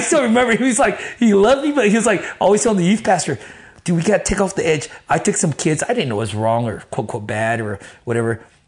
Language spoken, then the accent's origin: English; Texas, United States; also born or lived in Grand Prairie, Texas / Dallas, Texas; I'm from Texas